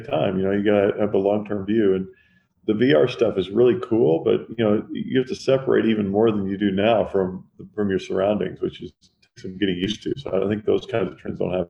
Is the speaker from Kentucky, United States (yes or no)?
yes; Owensboro, Kentucky, United States; moved away; also born or lived in New Jersey; I was born in New Jersey. I grew up in Kentucky